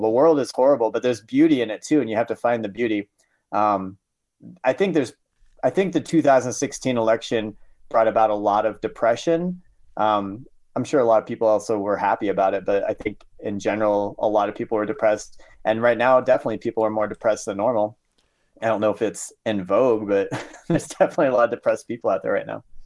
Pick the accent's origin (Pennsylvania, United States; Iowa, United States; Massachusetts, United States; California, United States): Iowa, United States; Southern; moved away; growing up in Southern Iowa